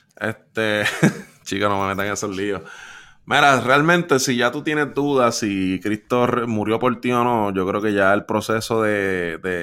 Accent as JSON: {"language": "Spanish", "country": "Puerto Rico", "tie": "born or raised there", "said": "viviendo y creciendo en Puerto Rico por 27 años"}